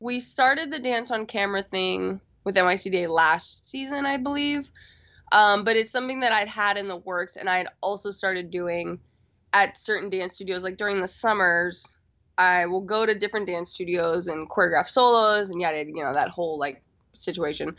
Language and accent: English; Florida, United States; moved away as an adult; also born or lived in Washington, D.C.; now in Los Angeles, United States; I am originally from Florida